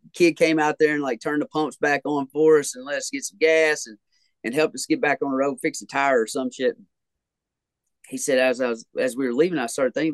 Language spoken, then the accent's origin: English; Grayson County, Kentucky, United States; when I was growing up in Grayson County, Kentucky.